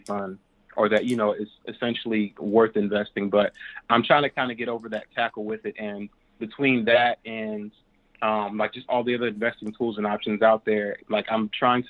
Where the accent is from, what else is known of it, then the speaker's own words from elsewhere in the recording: South Carolina, United States; I'm from South Carolina, actually